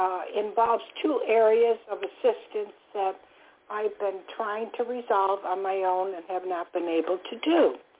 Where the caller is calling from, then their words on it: Florida, United States; Hi there, it's … I'm calling from Florida.